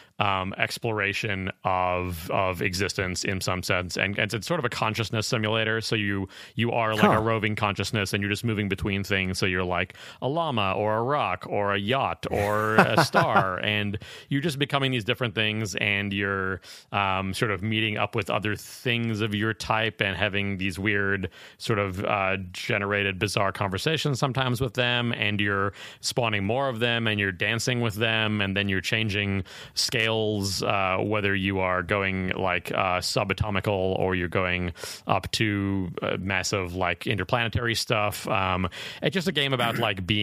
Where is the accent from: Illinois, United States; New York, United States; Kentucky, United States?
Illinois, United States; Chicago; I grew up in Chicago, but spent a lot of time in Michigan and Wisconsin